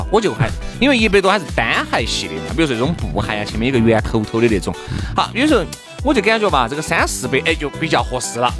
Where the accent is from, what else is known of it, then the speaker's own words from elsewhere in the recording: China; 作为一个中国人